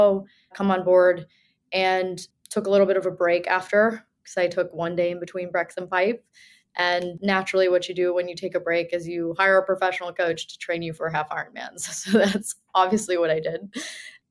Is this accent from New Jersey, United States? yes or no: yes; New Jersey, United States; now in New York, United States; I grew up in New Jersey